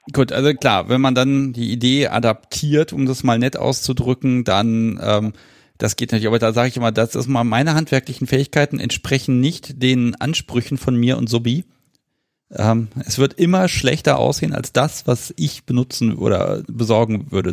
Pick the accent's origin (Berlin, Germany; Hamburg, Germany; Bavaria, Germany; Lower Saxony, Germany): Lower Saxony, Germany; Hanover area; ich bin ja kein Hannoveraner, ich komme ja aus dem Umland.